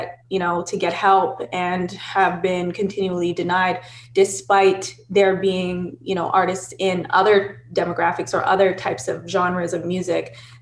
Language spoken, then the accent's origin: English; Toronto, Ontario, Canada; I was born and raised in Toronto, Canada. So yeah, I grew up here all my life, lived here all my life.